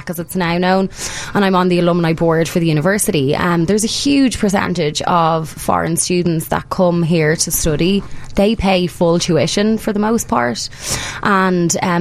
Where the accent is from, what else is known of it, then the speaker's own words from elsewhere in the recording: Ireland; now in United States; as an Irish immigrant